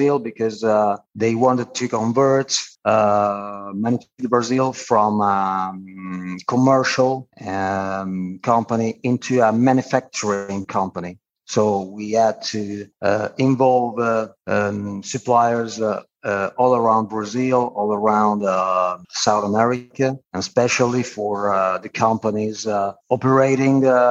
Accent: Turin, Piedmont, Italy; moved away as an adult; also born or lived in Reggio Emilia; my hometown Turin

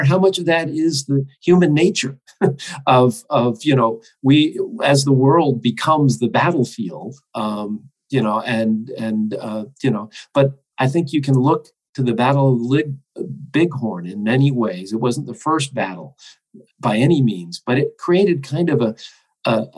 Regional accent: United States; for me as an American

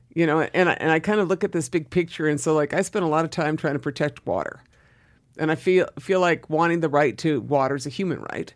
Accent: Southern Oregon, United States; moved away as an adult; also born or lived in East Los Angeles, California / Boston, Massachusetts; I left Southern Oregon, small town of Southern Oregon, and, and moved to, uh, Boston or Cambridge to go to school.

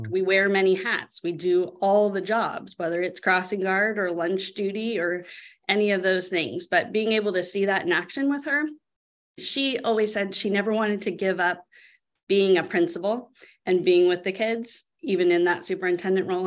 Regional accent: Sebastopol, California, United States; I grew up here in Sebastopol.

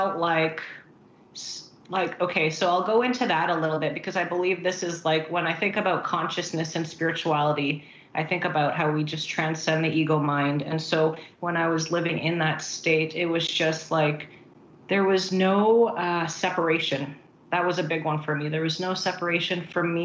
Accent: Vancouver, British Columbia, Canada; also born or lived in Philippines; I was born in Philippines, and so I moved to Canada when I was about 7

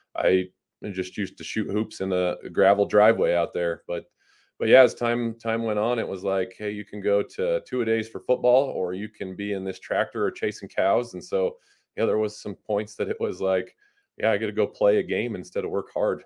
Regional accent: Randolph, Utah, United States; now in Logan, United States; I grew up over by Bear Lake. um, between Lake Town and Randolph on a little cattle ranch

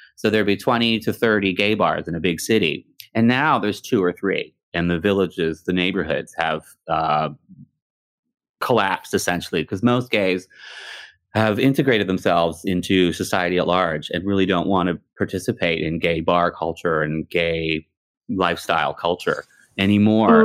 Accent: Canada; also born or lived in Texas (family); my family is from Texas, but I grew up in Canada

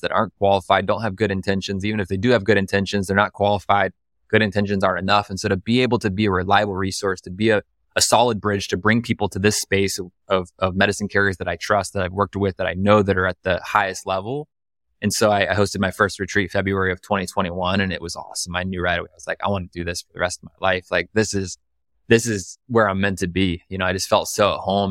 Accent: right outside Columbus, a small town in Ohio, United States; now in Austin, United States; I'm from the Midwest, like, I'm from Ohio, you know, from a small town in Ohio

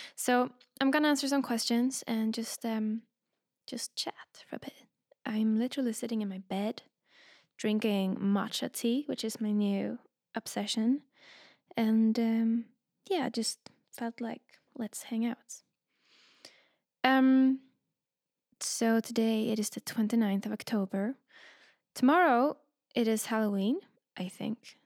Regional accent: Sweden; also born or lived in London, United Kingdom; now in Berlin, Germany; I grew up in Sweden

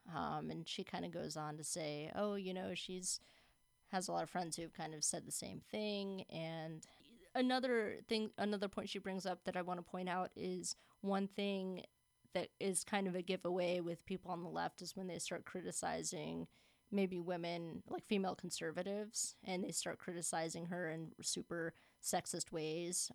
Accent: Florida, United States; I'm from Florida

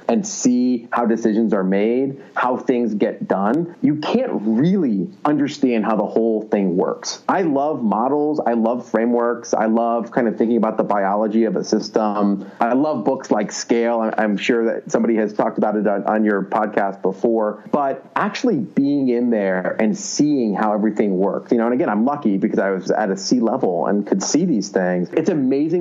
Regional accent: Philadelphia, Pennsylvania, United States; now in Silicon Valley, United States; I'm from Philadelphia

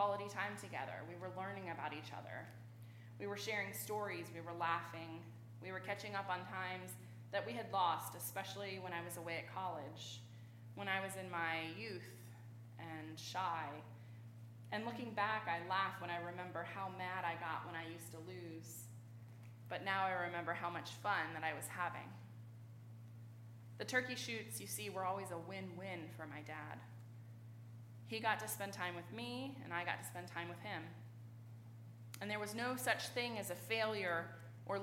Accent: Richmond, Virginia, United States; I grew up in Richmond.

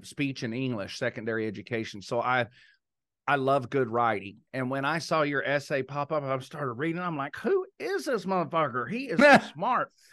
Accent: Texas, United States; moved away; being raised in Texas

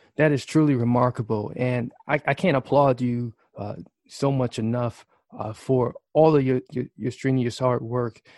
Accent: Milwaukee, Wisconsin, United States; Greater Milwaukee, uh, right here in my hometown

